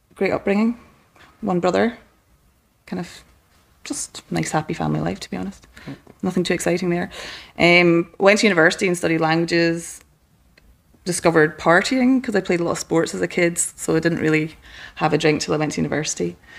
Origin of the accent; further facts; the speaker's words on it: west coast of Scotland, United Kingdom; moved away; I grew up in a small town in the west coast of Scotland